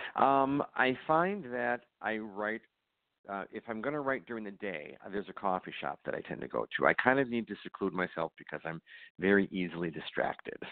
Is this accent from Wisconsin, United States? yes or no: yes; Racine, Wisconsin, United States; moved away as an adult; also born or lived in Los Angeles / Chicago; I moved back to uh, my hometown of Racine.